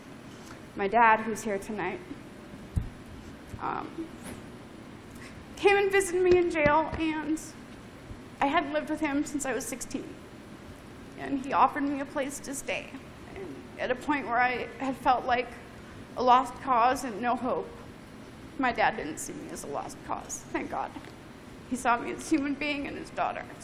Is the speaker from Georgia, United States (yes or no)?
no; Colorado, United States; I was born and raised in Colorado